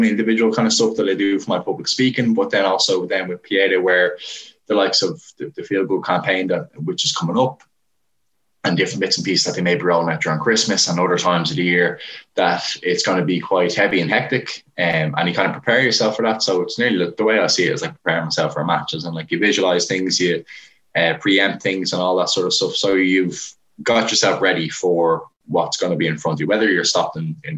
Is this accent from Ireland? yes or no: yes; Portmarnock, Leinster, Ireland; I'm from Port Marnock